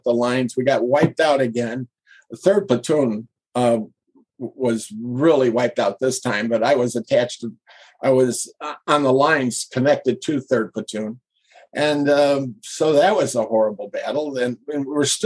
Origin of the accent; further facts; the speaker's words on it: Chicago, Illinois, United States; I'm from Chicago